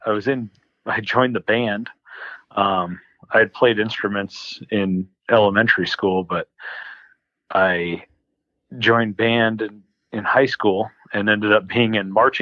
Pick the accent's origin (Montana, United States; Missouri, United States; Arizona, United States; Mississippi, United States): Arizona, United States; Phoenix; I was born in Phoenix, so 100 miles north of where I'm living now. And pretty much, we moved houses, but lived in Phoenix all the way up through high school